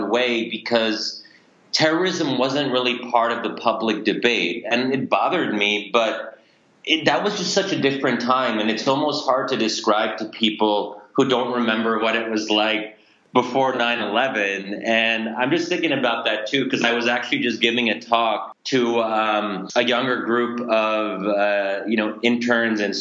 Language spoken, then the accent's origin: English; United States; I'm a product of American culture